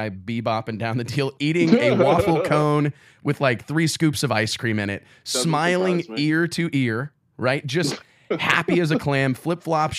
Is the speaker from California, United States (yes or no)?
no; Kirksville, Missouri, United States; how far I am away from home, how far I am away from Kirksville, Missouri, and here you come.